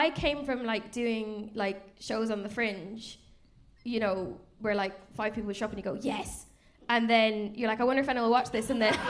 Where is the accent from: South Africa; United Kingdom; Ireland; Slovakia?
Ireland; I'm Irish